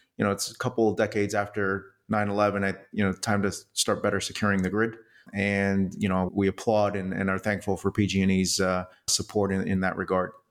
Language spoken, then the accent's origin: English; New York City, New York, United States; I was born in New York City